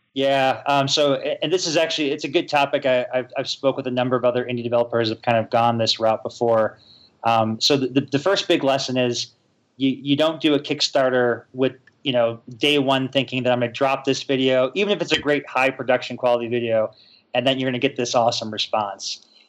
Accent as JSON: {"language": "English", "town": "Chicago", "region": "Illinois", "country": "United States", "moved": "as an adult", "lives_now": "Utah, United States", "said": "I'm actually from Chicago"}